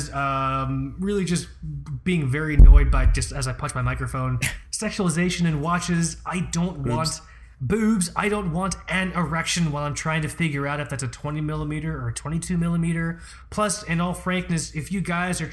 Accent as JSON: {"language": "English", "town": "Fort Lauderdale", "region": "Florida", "country": "United States", "tie": "born or raised there", "also_born_or_lived": "Long Island", "said": "I'm from Fort Lauderdale"}